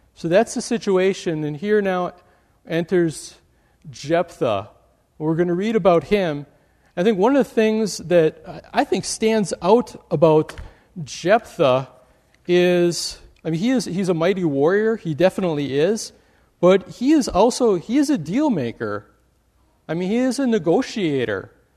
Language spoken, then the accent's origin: English; Wisconsin, United States; now in Michigan, United States; I grew up in Wisconsin